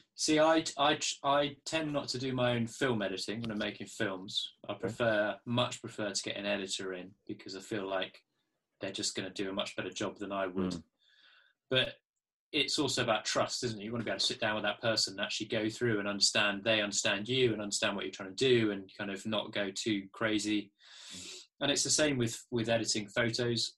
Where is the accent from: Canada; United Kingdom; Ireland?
United Kingdom; Poole, South West England; I was born down in Dorset, in Poole